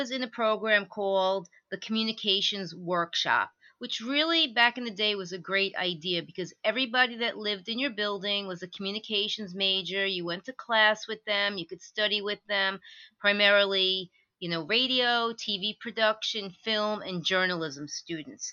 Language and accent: English; Levittown, New York, United States; my whole life, my last name was butchered growing up in Levittown